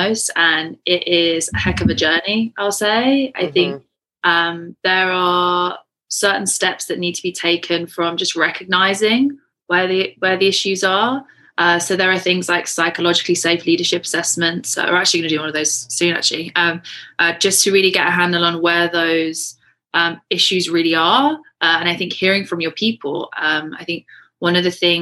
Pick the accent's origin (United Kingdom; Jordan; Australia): United Kingdom; England; moved away as an adult; now in Canada; So I was born and raised in England, moved to Canada on New Year's Eve 2017